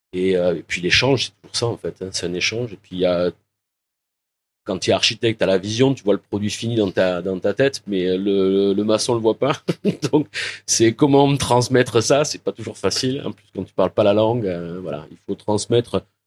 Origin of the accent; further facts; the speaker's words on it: Lauragais, Toulouse, Occitania, France; moved away as an adult; also born or lived in Portugal / Morocco / Cambodia; now in Vietnam; je suis originaire de Toulouse, euh, du Lauragais exactement, ça j'y tiens. Mes origines sont dans le Lauragais